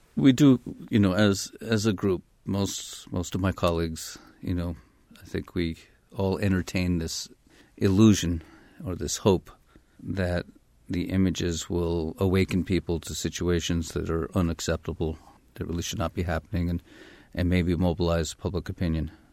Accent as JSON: {"language": "English", "town": "Cambridge", "region": "Massachusetts", "country": "United States", "tie": "born or raised there", "said": "I grew up in Cambridge, Massachusetts"}